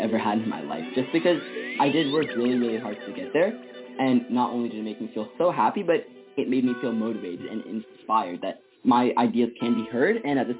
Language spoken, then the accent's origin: English; Ethiopia; now in Fairfax, United States; I'm a 14-year-old going to Woodson High School in Fairfax, Virginia, and I was born in Ethiopia.